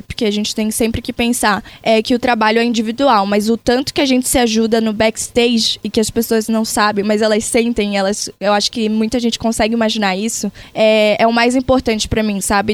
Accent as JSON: {"language": "Portuguese", "region": "interior of Pará", "country": "Brazil", "tie": "born or raised there", "moved": "yes", "lives_now": "São Paulo, Brazil", "said": "apesar de eu não ser uma pessoa, né, naturalmente paulista, mas eu sou lá do Pará, eu trago minhas raízes de lá"}